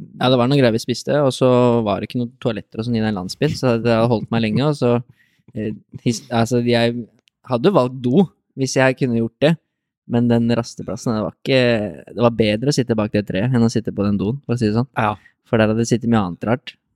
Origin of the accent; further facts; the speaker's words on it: Lier, Buskerud, Norway; also born or lived in Drammen / Reistad, Lier; Jeg eh, var født og oppvokst på Tramby, i hvert fall deler av livet